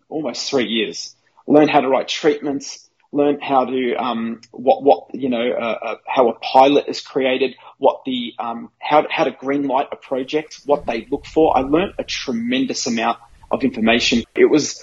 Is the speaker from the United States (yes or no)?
no; Australia; I'm an Aussie